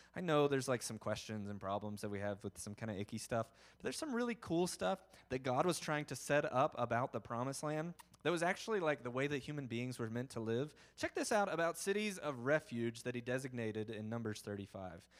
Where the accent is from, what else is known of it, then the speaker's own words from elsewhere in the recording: the South, United States; I'm from the South